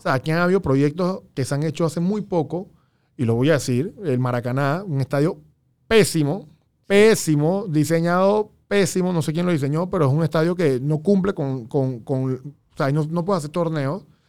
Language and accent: Spanish; Panama; nosotros como, como panameños